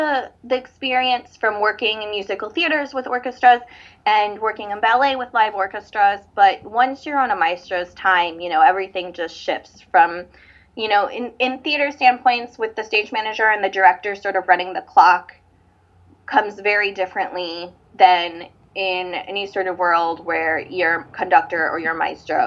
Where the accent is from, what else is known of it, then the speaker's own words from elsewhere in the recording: St. Louis, Missouri, United States; I'm from St. Louis